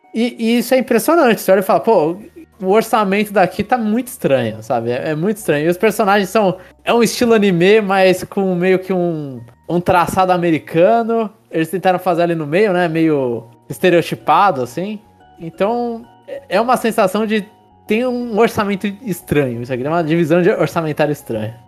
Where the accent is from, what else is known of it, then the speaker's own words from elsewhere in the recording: São Paulo, Brazil; a gente é de São Paulo